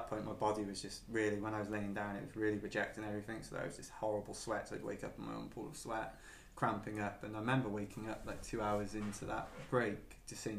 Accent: Penarth, Wales, United Kingdom; walking through Penarth, because it's my hometown, I just had these memories of like all the silly stuff I got up to as a kid

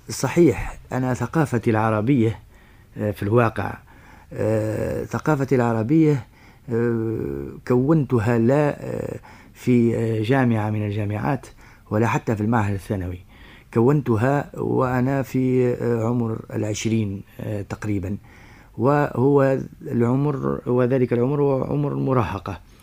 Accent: Sfax, Sfax Governorate, Tunisia; moved away as an adult; also born or lived in Paris, France; من مواليد الساقس من سنة 31 26 ديسمبر 1931 نعم. ودرست بها الحصتين الابتدائية والثانوية

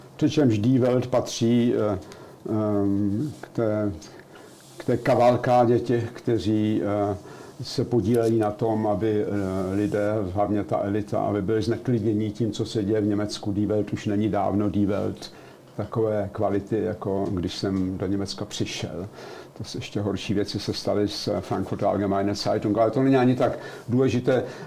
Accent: Czechia; moved away as an adult; now in Germany; Já jsem z, z Československa odcházel

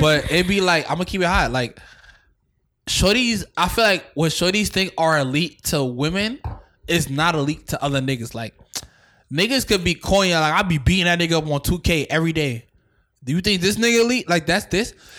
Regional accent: New York City, New York, United States; I'm from Staten Island

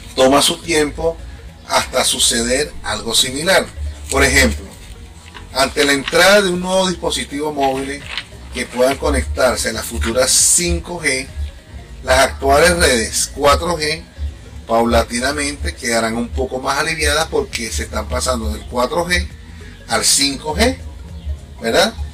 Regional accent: Venezuela; now in Chile; soy extranjero, soy venezolano

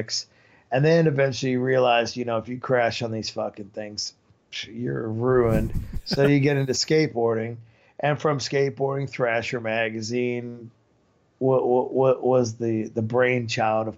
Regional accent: Marion, Indiana, United States; moved away as an adult; also born or lived in La Fontaine, Indiana; now in Europe; I was born in Marion, Indiana, and then I lived in LaFountain, Indiana, which was a little bit north.

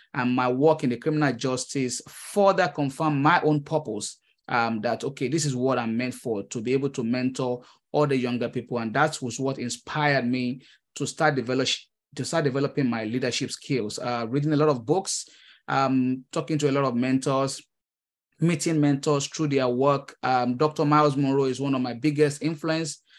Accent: Nigeria; moved away as an adult; now in United States; I am a Nigerian immigrant. Uh, I came to the United States uh, early 2015

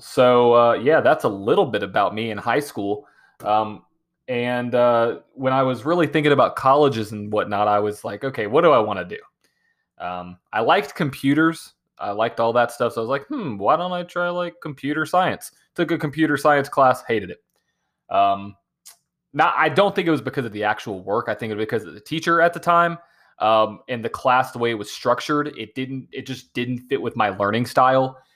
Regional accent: Nashville, Tennessee, United States; born and raised in Nashville, Tennessee

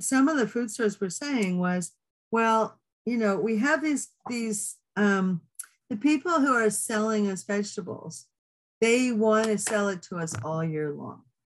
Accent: Manitoba, Canada; I'm from Manitoba

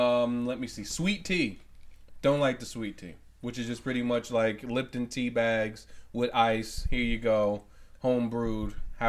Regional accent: New York, United States; moved away; also born or lived in the South; What part of the South Bronx, motherfucker? That's where I'm from.

